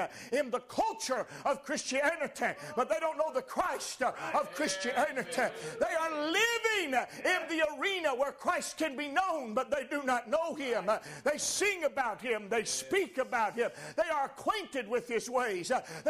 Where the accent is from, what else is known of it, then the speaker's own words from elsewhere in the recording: Washington, North Carolina, United States; I could have said, well, I'm from Washington, North Carolina.